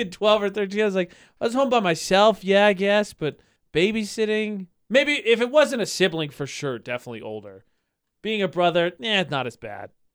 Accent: Lafayette, Indiana, United States; moved away; my hometown, it's called the Greater Lafayette area because there's Lafayette and West Lafayette

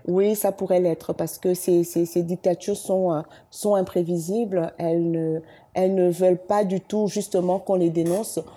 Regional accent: Libreville, Estuaire, Gabon; also born or lived in Douala, Cameroon; on arrive au Gabon quand j'ai un an et demi. Et après, j'ai fait toute ma vie au Gabon.

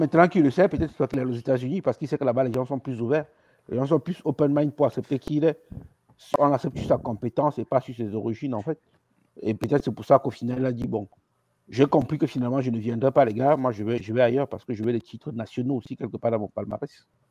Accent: Cameroon; on est Camerounais

